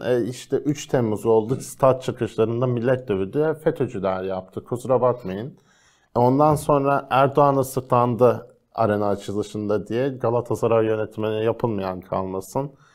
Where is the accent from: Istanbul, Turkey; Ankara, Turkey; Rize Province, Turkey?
Rize Province, Turkey; Rize benim memleketim